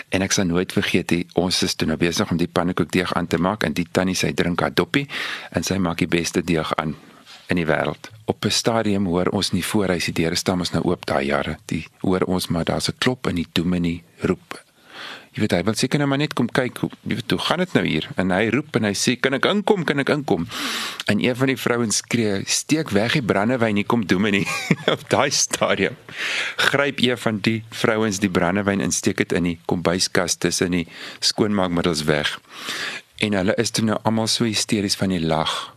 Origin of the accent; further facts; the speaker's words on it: Victoria West, Northern Cape, South Africa; ek het groot geword in Victoria West, klein dorpie daar in die Karoo.